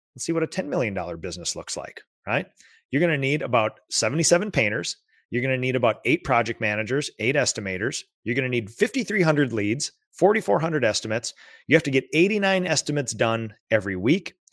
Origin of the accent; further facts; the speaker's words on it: Minnesota, United States; as a Minnesotan